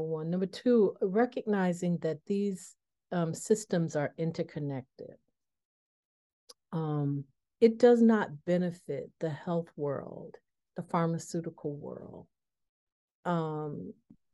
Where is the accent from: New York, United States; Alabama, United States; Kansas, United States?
New York, United States; Buffalo; also born or lived in the South, United States; now in Washington, D.C. area, United States; a product of the Northeast, being growing up in Buffalo